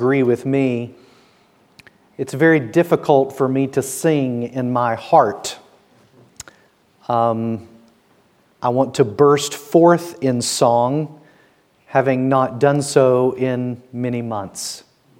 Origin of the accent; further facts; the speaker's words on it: the South, United States; moved away as an adult; now in Bridgend, United Kingdom; I will let you guess which state I am from. It's in the South